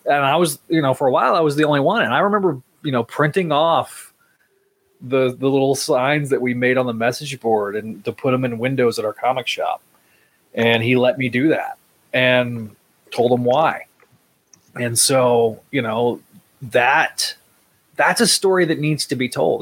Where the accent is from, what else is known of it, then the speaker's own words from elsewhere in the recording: Northwest Texas, United States; Being you know from West Texas, I Northwest Texas.